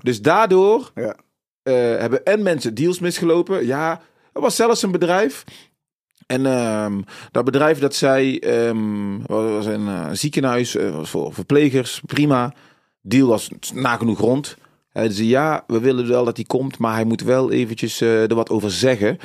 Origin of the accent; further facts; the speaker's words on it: North Brabant, Netherlands; also born or lived in Suriname / Tilburg-Noord; woonachtig in Brabant, op, eh, eh, geboren in Suriname, gevlucht uit Suriname, vluchtelingenkamp gezeten, in Nederland aangekomen